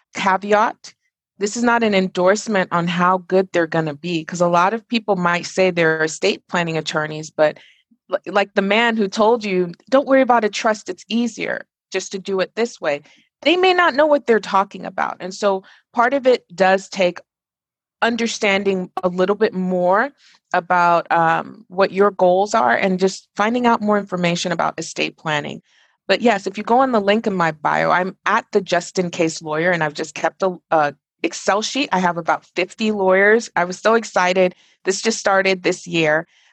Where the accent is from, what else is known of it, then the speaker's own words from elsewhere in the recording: Nigeria; born there; moved away; also born or lived in Dubai, United Arab Emirates; I was born in Nigeria, and when I was around 1986, and now I'm like showing my age, I moved to Dubai because my dad was a pediatric radiologist